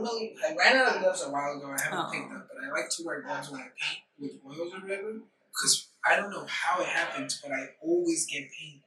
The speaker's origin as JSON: {"language": "English", "region": "Chihuahua", "country": "Mexico", "tie": "born or raised there", "moved": "yes", "said": "I'm from Chihuahua, Chihuahua. That's where I was born."}